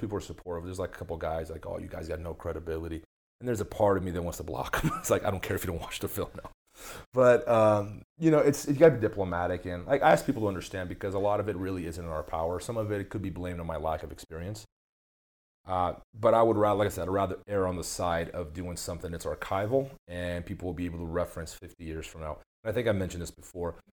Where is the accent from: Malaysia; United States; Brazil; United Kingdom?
Brazil; moved away; I grew up in Brazil